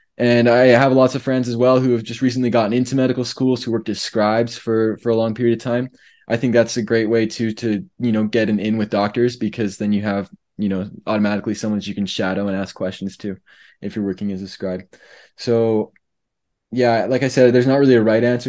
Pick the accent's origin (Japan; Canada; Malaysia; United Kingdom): Canada; moved away as an adult; now in Provo, United States; as a Canadian